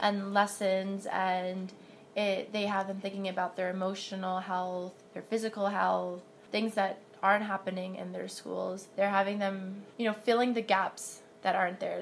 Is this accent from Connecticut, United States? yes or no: no; New York City, New York, United States; I'm from New York City, in Harlem.